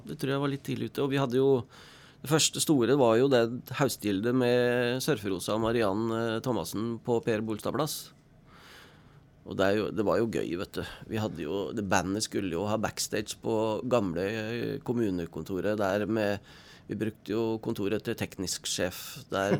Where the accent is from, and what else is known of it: Oslo, Norway; born or raised there; moved away as an adult; now in Stryn, Norway